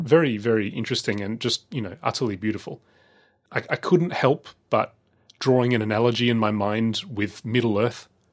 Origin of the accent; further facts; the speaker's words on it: Australia; growing up in Australia